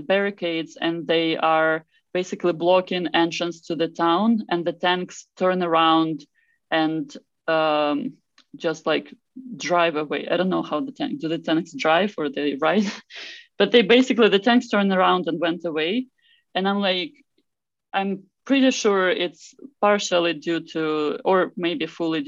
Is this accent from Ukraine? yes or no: yes; Enerhodar, Zaporizhzhia Oblast, Ukraine; moved away; my hometown, the small hometown of Energadar.